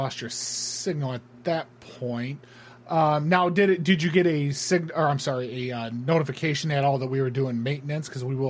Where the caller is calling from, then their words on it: Honolulu, Hawaii, United States; Unfortunately, I'm calling from Honolulu, so we're still in the afternoon here.